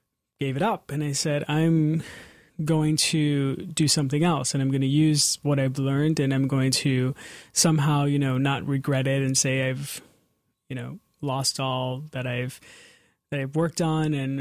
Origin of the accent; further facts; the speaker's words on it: New York City, New York, United States; I'm 32 years old, and I'm from Astoria, Queens. So I grew up singing in church